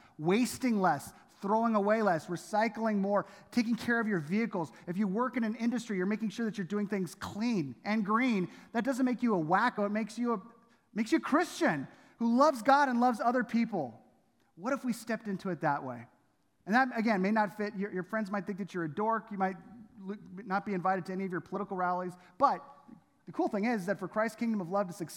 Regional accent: Southern California, United States; Domingo and I, we grew up in Southern California

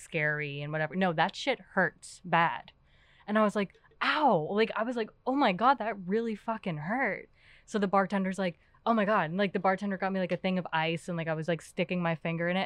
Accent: New York City, New York, United States; now in Pittsburgh, United States; I'm from Queens, New York

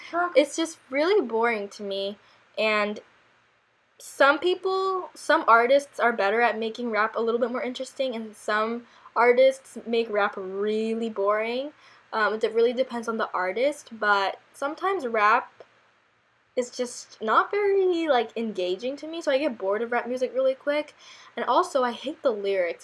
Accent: South Korea; moved away; we grew up in Korea.

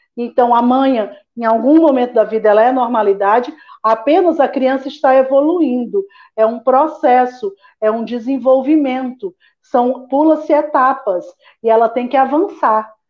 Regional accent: Fortaleza, Ceará, Brazil; moved away as an adult; also born or lived in Ribeirão Preto / São Paulo; se eu ficava em São Paulo ou se eu voltava para Fortaleza, porque eu sou cearense

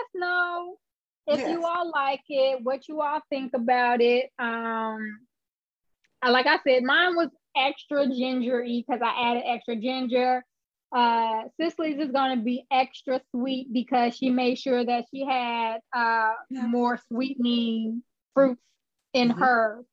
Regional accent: Chicago, Illinois, United States; I'm born and raised in Chicago

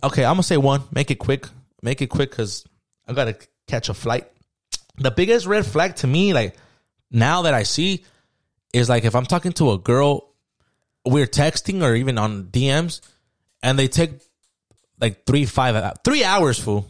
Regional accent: San Diego, California, United States; I grew up in San Diego

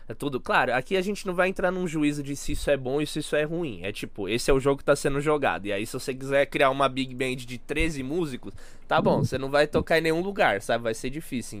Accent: São Paulo, Brazil; como paulista, São Paulo

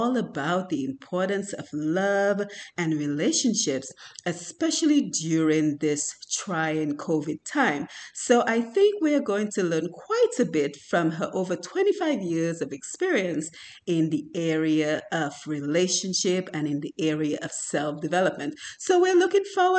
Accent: Dominica; now in Atlanta, United States; we're both from Dominica

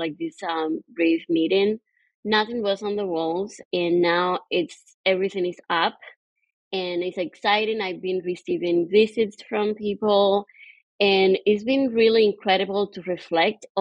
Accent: Cuba; moved away as an adult; now in Queens, New York, United States; I immigrated from Cuba to the United States in 2011

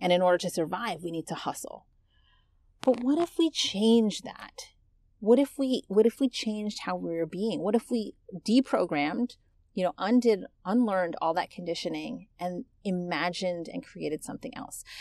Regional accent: United States; accent: American English; I'm American. I was born and raised here.

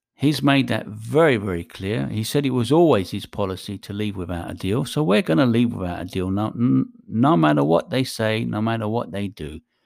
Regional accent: England, United Kingdom; I was born in England. I consider myself British.

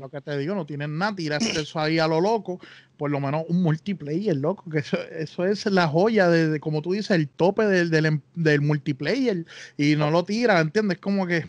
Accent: Bayamón, Puerto Rico; somos de Bayamón

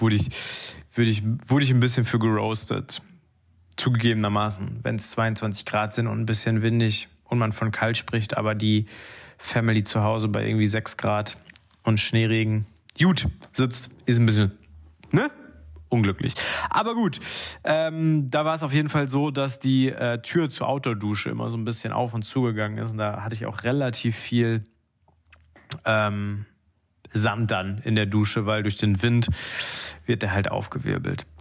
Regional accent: North Rhine-Westphalia, Germany; Ich als Ostwestfale

